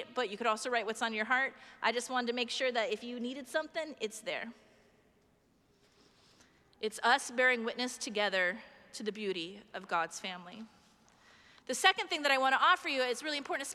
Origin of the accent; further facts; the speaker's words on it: Iowa, United States; my home state of Iowa